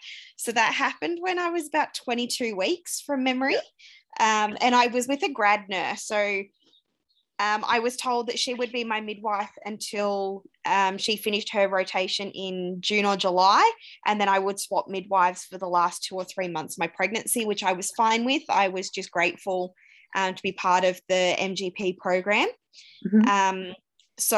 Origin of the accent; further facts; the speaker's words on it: Euroa, Victoria, Australia; moved away as an adult; also born or lived in Ballarat / Melbourne; now in Romsey, Australia; I grew up in Euroa, which is a small country town in Victoria, sort of halfway between Melbourne and Albury.